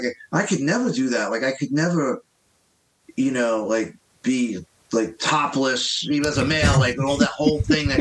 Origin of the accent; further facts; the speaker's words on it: New York City, New York, United States; growing up in Queens, there was a big pressure. I grew up in an Irish Italian neighborhood